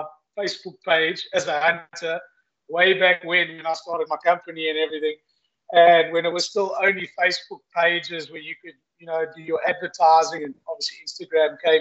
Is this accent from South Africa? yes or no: yes; Eastern Cape, South Africa; Growing up in the Eastern Cape, avid houndsman, hunting bush pig with my father and uncle